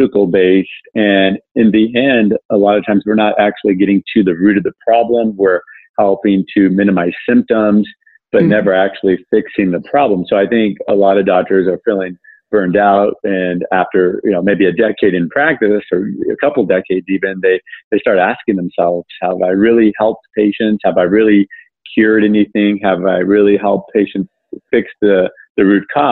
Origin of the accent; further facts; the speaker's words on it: Southern California, United States; also born or lived in Ohio; I grew up in Southern California